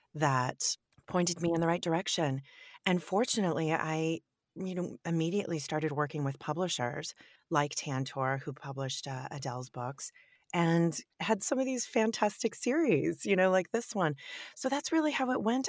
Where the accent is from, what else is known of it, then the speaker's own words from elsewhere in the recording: Northern California, United States; also born or lived in Europe; I'm born and raised in California